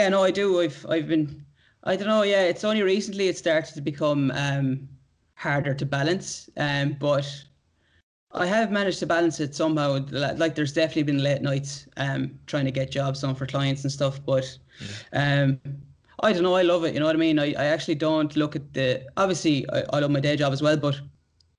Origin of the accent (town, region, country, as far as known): Ireland; moved away as an adult; now in Australia